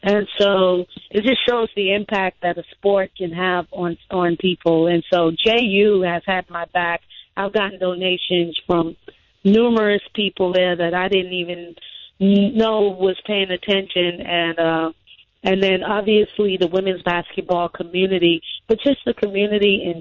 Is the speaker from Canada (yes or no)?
no; Bahamas; moved away as an adult; now in Mississippi, United States; I was born and raised in the Bahamas.